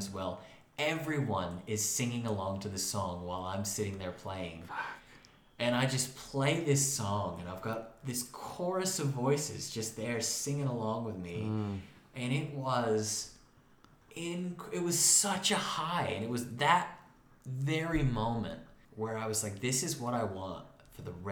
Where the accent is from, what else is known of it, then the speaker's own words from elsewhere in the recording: Moravia, New York, United States; Fillmore Glen, which is the national park that's right in my hometown